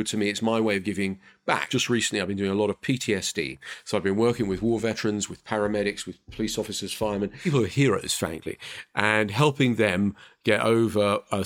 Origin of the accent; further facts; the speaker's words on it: London, United Kingdom; I am a bloke from North London